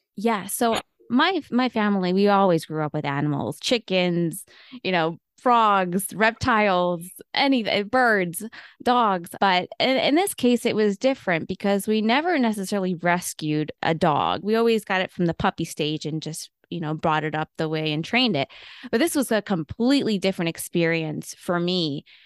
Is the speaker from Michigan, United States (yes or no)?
no; Buffalo, New York, United States; moved away as an adult; now in Pittsburgh, United States; I am actually originally from Buffalo, New York. Buffalonian at heart, but I've been in Pittsburgh for about ten years